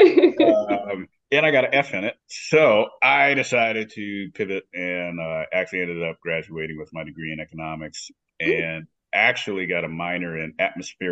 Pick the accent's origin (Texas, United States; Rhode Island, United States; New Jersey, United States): Texas, United States; Dallas; moved away as an adult; also born or lived in Colorado; now in Phoenix, United States; I grew up in Dallas. Grew up there for probably most of my life